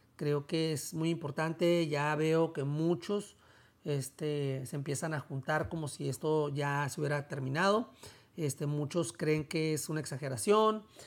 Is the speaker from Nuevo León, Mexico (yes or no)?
no; Tijuana, Baja California, Mexico; yo soy de Tijuana